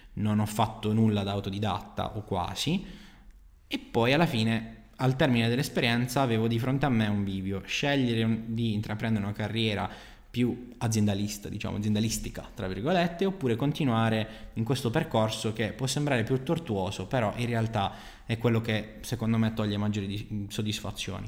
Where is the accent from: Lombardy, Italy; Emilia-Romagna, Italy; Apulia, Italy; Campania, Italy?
Apulia, Italy; Bari; moved away as an adult; also born or lived in Naples; sono di Bari, mi sono trasferito in un'altra città